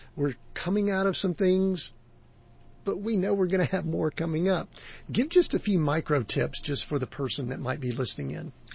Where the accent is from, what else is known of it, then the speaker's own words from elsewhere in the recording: the South, United States; I grew up in the South